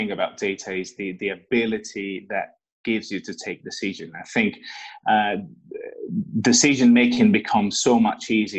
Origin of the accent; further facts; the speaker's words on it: Italy; moved away as an adult; I was born in Italy, and that's where I got my education and where I got my first work experiences